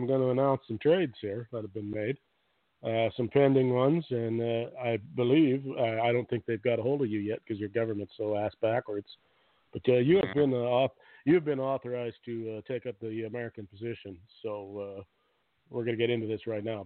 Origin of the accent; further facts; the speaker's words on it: Canada; I'm a patriot, Nate. Woohoo, Canada